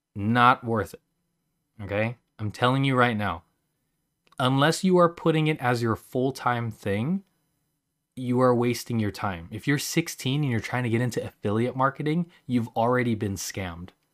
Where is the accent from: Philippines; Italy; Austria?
Philippines; I'm Filipino